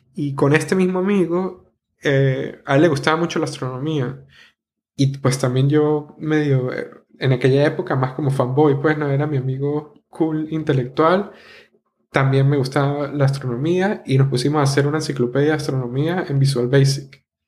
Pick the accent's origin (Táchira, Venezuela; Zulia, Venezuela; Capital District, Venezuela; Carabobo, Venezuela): Táchira, Venezuela; San Cristóbal; accent: gocho; moved away; viniendo de ese pueblo tan bonito que es San Cristóbal o ciudad